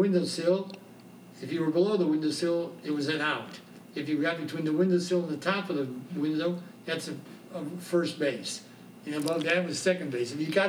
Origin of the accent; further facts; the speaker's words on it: Chicago, Illinois, United States; now in Atlanta, United States; when I grew up in Chicago